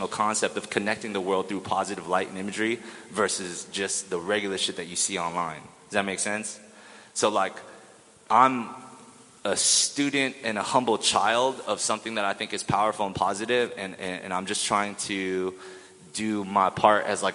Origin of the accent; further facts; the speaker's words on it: Orange County, California, United States; I was born in Orange County